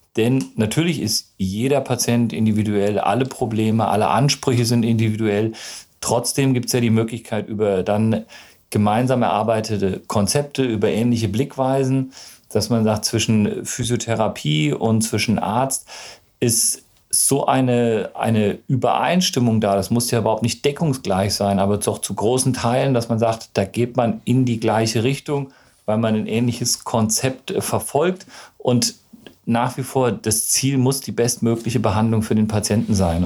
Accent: Gießen, Hesse, Germany; moved away as an adult; now in Freiburg, Germany; Ich komme ursprünglich aus Gießen, das ist im schönen Mittelhessen

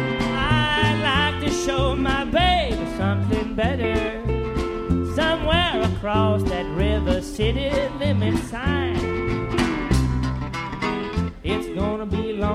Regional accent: St. Louis, Missouri, United States; We're from St. Louis, Missouri

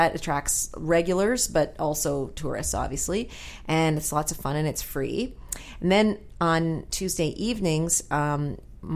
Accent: Toronto, Ontario, Canada; now in St. John's, Canada; I'm from Toronto too

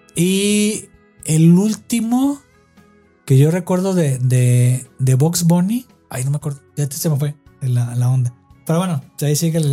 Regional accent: Mexico

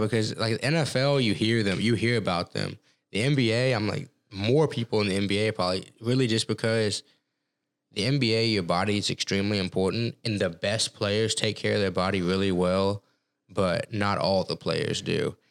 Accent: Texas, United States; moved away as an adult; also born or lived in Colorado; growing up in Texas

